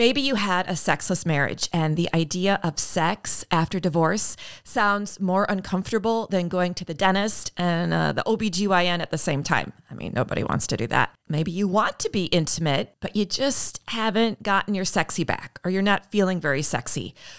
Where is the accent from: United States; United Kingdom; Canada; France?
Canada; born there; You know, I was born, I think I shared with you, I was born in Canada.